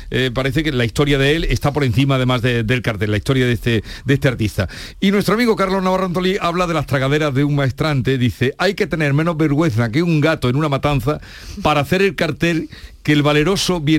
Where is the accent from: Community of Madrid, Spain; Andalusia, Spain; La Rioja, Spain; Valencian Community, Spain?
Andalusia, Spain; Córdoba; yo soy de Córdoba